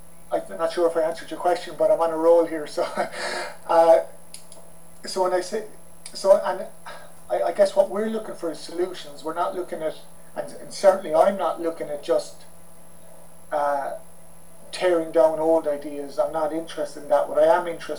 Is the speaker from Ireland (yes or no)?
yes; Ireland; we're both Irish